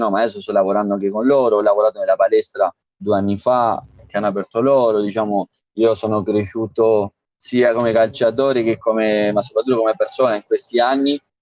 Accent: Uruguay; Italian is a second language; moved away as an adult; now in Italy; sono nato in Uruguay, sono cinque, cinque anni e mezzo che sono

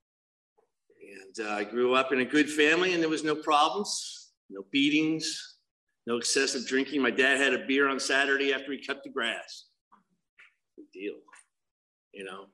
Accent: New Jersey, United States; also born or lived in Los Angeles; now in Laguna Hills, United States; I grew up in New Jersey

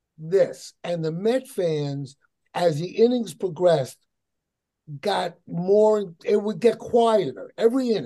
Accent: New York, United States; moved away as an adult; I'm a New Yorker

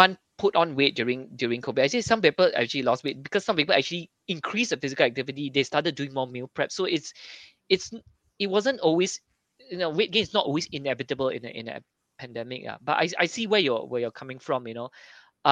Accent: Singapore; being Singaporean

